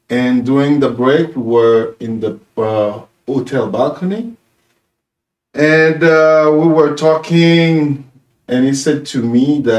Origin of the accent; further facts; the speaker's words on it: Haiti; from Haiti, a preacher of the gospel.